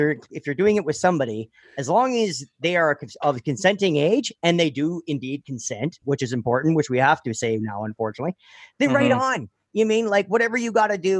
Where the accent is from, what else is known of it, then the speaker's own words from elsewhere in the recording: the Valley, near Sudbury, Ontario, Canada; moved away as an adult; now in Cambridge, Canada; I'm from the Valley.